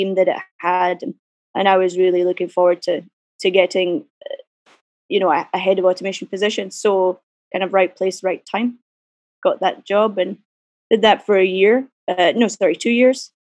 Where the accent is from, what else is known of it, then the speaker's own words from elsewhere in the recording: Glasgow, Scotland, United Kingdom; I grew up in Glasgow